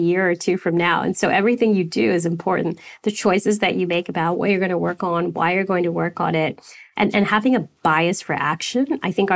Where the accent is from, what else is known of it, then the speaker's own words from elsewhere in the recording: Canada; also born or lived in United States; now in Sydney, Australia; I'm Canadian.